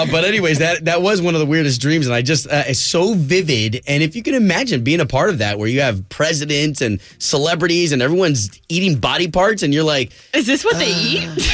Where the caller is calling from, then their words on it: Orlando, Florida, United States; Oh, I, I'm calling from downtown. I live downtown.